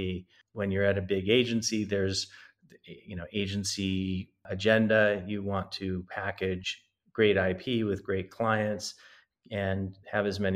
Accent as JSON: {"language": "English", "region": "East Coast", "country": "United States", "also_born_or_lived": "New York / London / Los Angeles", "moved": "as an adult", "lives_now": "Santa Monica, United States", "said": "I'm originally from the East Coast"}